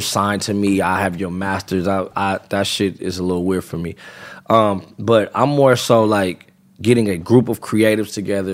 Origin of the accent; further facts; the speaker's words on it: California, United States; I'm from California